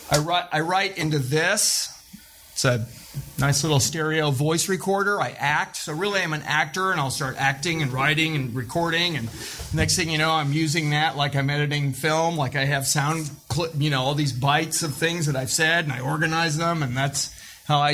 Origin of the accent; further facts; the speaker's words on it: Joplin, Missouri, United States; I'm from Joplin, Missouri